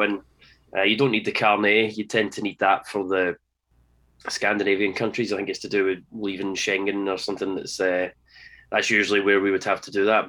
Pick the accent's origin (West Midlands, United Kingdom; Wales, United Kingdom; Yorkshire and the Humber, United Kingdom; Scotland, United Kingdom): Scotland, United Kingdom; being Scottish, being Scottish